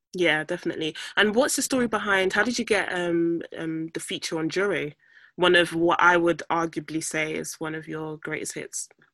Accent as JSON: {"language": "English", "country": "Nigeria", "lives_now": "London, United Kingdom", "said": "as a Nigerian myself"}